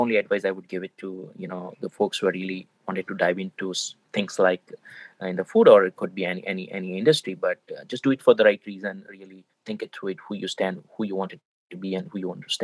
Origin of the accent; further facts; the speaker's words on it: India; moved away; being an Indian, you know, grown up in India